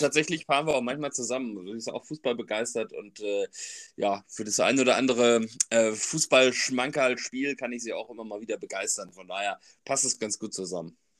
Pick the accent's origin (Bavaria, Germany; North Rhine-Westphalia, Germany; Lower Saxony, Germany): North Rhine-Westphalia, Germany; Sauerland; also born or lived in Bernheim; now in Frankfurt, Germany; ich komme auch aus Bernheim, also ich wohne in Bernheim, bin aber eigentlich gebürtiger Sauerländer.